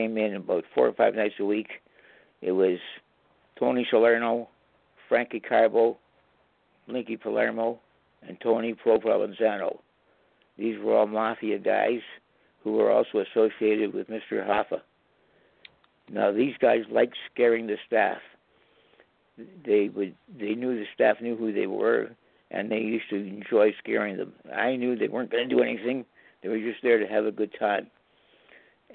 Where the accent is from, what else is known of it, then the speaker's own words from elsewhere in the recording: Canada; I'm a Canadian